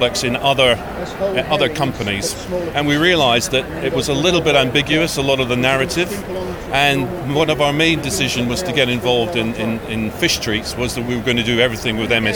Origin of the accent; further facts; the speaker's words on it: Aberdeen, Scotland, United Kingdom; moved away; I'm originally from Aberdeen